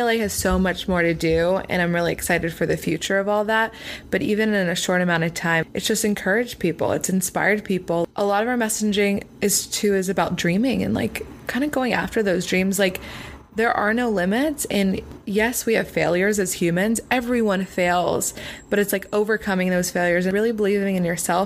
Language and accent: English; Pennsylvania, United States; now in Los Angeles, United States; I'm not from LA. I'm from Pennsylvania.